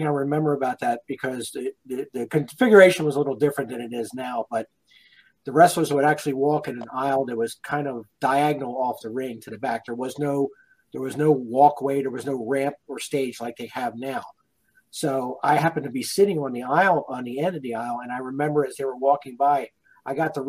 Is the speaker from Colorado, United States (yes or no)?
no; Baltimore, Maryland, United States; I am from the Baltimore area, so I watched it on Channel 45 here in Baltimore.